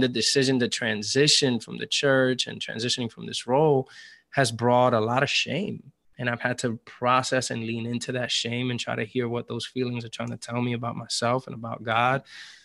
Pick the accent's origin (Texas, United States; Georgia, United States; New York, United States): New York, United States; New York City; moved away as an adult; now in Atlanta, United States; I'm still a New Yorker through and through